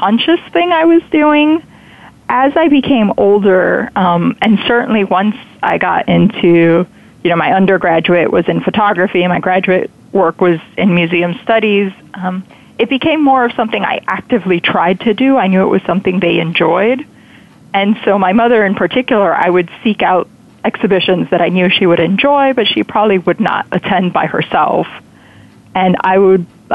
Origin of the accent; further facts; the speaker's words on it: South Florida, United States; I grew up in South Florida, large Hispanic community